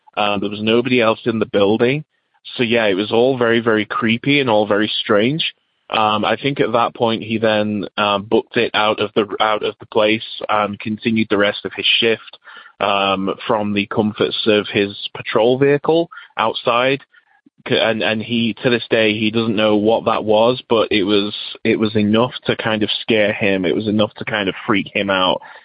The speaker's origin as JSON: {"language": "English", "region": "England", "country": "United Kingdom", "moved": "yes", "lives_now": "United States", "said": "I'm originally from England, but now live in the USA."}